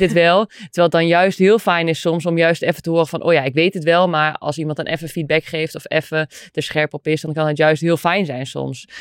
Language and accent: Dutch; Netherlands; wij als Nederlanders